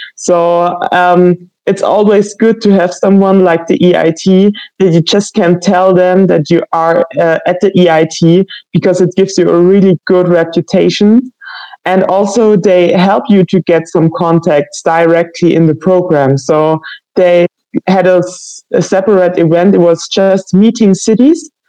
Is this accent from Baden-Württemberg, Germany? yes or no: yes; Baden-Württemberg, Germany; moved away as an adult; now in Leipzig, Germany; I'm from Germany, uh, especially from um, Baden Württemberg